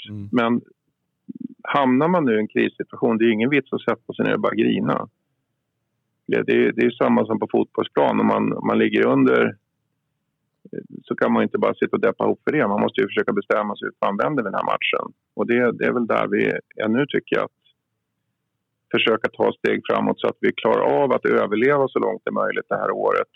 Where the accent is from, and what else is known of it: Uppsala, Uppsala County, Sweden